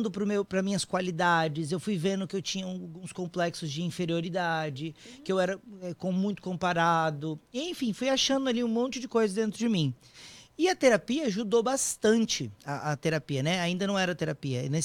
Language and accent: Portuguese; Vitória, Espírito Santo, Brazil; now in São Paulo, Brazil; e daí eu me mudei para São Paulo, saí de Vitória no Espírito Santo Fui morar em São Paulo para poder fazer o curso.